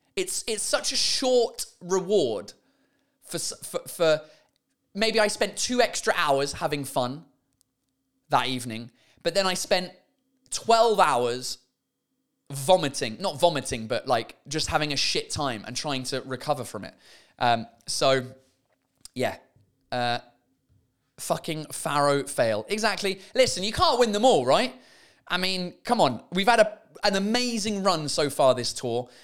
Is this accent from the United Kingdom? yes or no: yes; England, United Kingdom; now in France; I'm English, but I speak, uh, great French. with a French accent